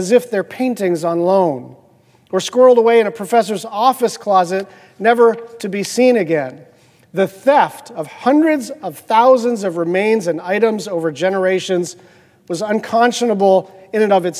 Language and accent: English; Hawaii, United States; In my home state of Hawaii, the remains of Native Hawaiians, or iwi kupuna, as they are called, were routinely pillaged